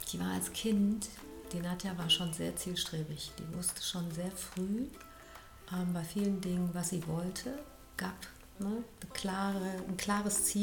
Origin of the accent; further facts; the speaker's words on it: Düsseldorf, North Rhine-Westphalia, Germany; born there; der Chef in Köln kam auch aus Düsseldorf, so wie ich bin geborene Düsseldorferin.